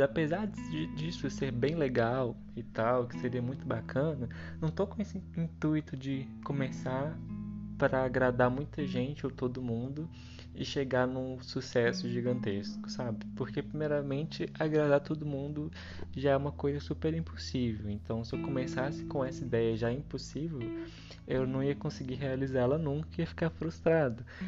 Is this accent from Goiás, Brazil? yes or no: no; Minas Gerais, Brazil; Eu sou aqui de Minas Gerais